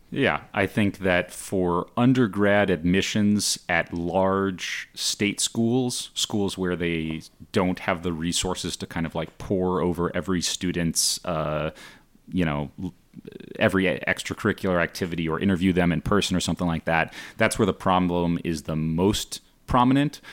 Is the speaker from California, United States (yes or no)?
yes; Palo Alto, California, United States; moved away as an adult; also born or lived in Beijing; my hometown